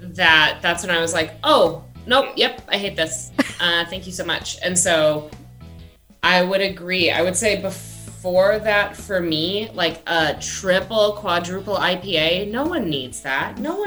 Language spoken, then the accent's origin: English; Milwaukee, Wisconsin, United States; I will say I'm from Milwaukee and I had folks over for a cookout